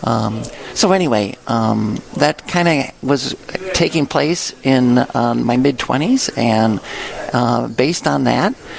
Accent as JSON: {"language": "English", "town": "Lansing", "region": "Illinois", "country": "United States", "tie": "born or raised there", "also_born_or_lived": "Springfield, Illinois", "moved": "as an adult", "lives_now": "Winona, United States", "said": "growing up in St. Anne's um, uh, grade school in parish in Lansing, Illinois, south suburbs of Chicago"}